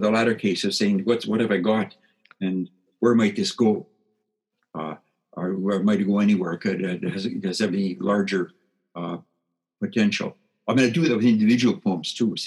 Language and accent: English; Saskatchewan, Canada; I grew up in Saskatchewan, on a Saskatchewan farm